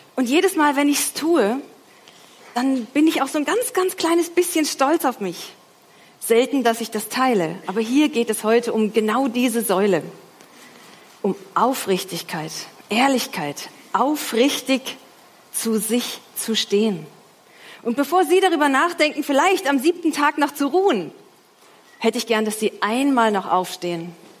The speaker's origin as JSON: {"language": "German", "area": "Franconia", "region": "Bavaria", "country": "Germany", "said": "ich komme ja aus Franken"}